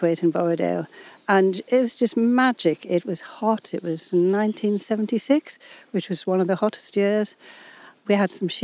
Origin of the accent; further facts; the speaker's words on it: Keswick, North West England, United Kingdom; I was born in Keswick. My father was the English teacher at Lathwaite School, the secondary modern school, but is now Keswick School. I went to Keswick School